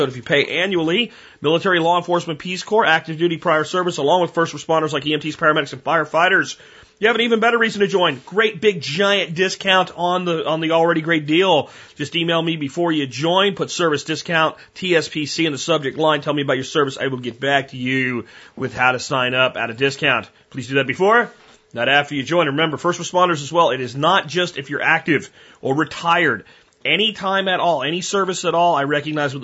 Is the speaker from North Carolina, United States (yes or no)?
no; Florida, United States; Where I grew up in Florida